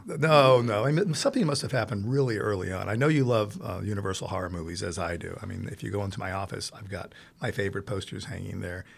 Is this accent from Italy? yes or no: yes; Italy; moved away; growing up in Italy, I saw so many wonderful movies, first in Italian